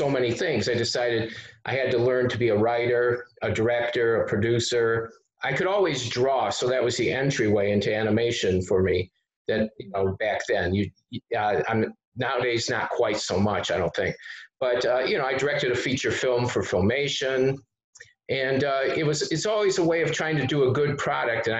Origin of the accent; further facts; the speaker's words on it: Detroit, Michigan, United States; I come from Detroit